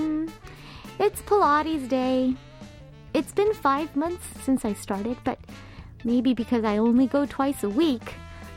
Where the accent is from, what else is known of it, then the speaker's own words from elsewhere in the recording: California, United States; now in South Korea; I am from California